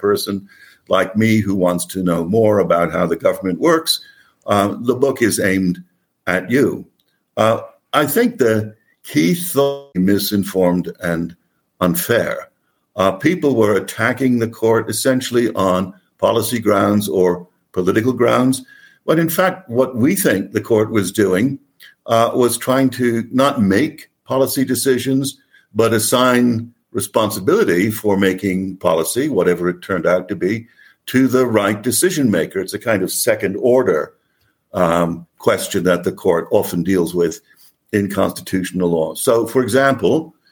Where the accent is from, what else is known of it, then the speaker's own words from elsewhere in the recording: New York, United States; also born or lived in Oxford, United Kingdom / Durham, United Kingdom; I'm a New Yorker